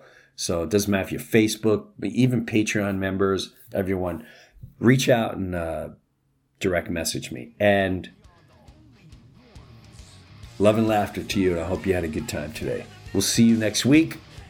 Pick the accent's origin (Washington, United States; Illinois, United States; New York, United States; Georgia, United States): New York, United States; It brought me right back to Long Island, where I grew up in Jefferson Avenue.